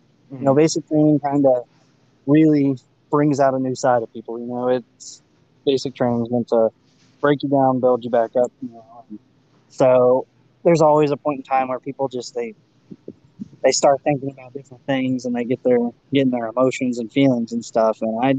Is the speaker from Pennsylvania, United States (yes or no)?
no; Wichita, Kansas, United States; born there; also born or lived in Indiana / Northern Kentucky; now in Texas, United States; So I was born in Kansas. I'd made my way from Kansas to Indiana, and then from Indiana to Northern Kentucky, Cincinnati area.